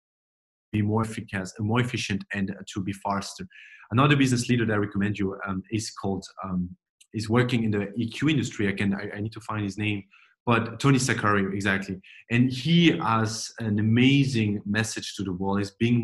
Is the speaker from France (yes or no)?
yes; France; moved away as an adult; also born or lived in Silicon Valley; I grew up in France, but I'm French-German